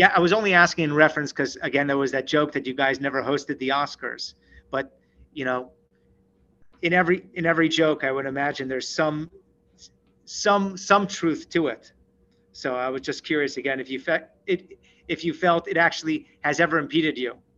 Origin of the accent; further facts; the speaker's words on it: Seattle, Washington, United States; that's my hometown